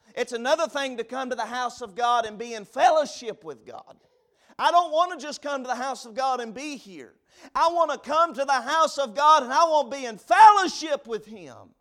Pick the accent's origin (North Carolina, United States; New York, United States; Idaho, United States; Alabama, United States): North Carolina, United States; Vilas; moved away as an adult; now in Burnsville, United States; I was from Vilas. That's where I'm from. That's where I grew up, over in Watauga County